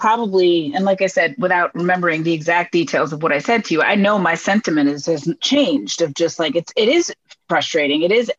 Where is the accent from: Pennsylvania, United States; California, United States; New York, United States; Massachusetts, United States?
New York, United States; New York City; moved away as an adult; now in Philadelphia, United States; So I grew up on South Portland. I was born at Methodist.